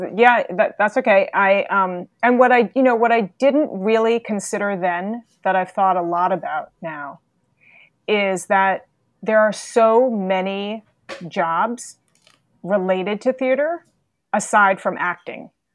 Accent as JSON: {"language": "English", "town": "New York City", "region": "New York", "country": "United States", "tie": "born or raised there", "also_born_or_lived": "Massachusetts", "said": "I am a native New Yorker, born and raised in New York City"}